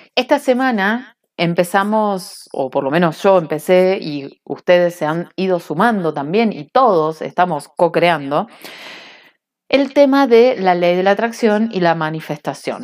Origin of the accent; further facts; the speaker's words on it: Cinco Saltos, Río Negro, Argentina; now in Bariloche, Argentina; me crié en un pueblo de brujería, si no buscan cinco saltos brujas, en Google